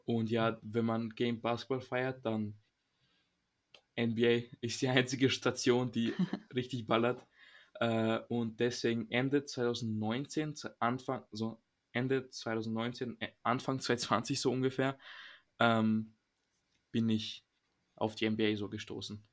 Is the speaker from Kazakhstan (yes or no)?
no; Serbia; moved away; ich komme aus Serbien